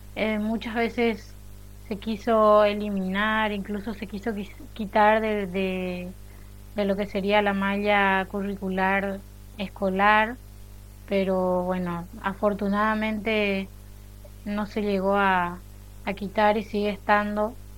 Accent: Paraguay; first language Guarani; Spanish is a second language; el guaraní sí es mi lengua materna, de hecho en mi casa se habla y se habló siempre

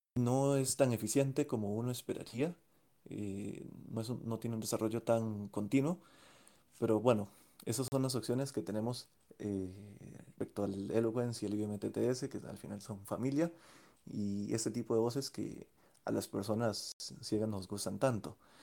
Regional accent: Costa Rica; de Costa Rica

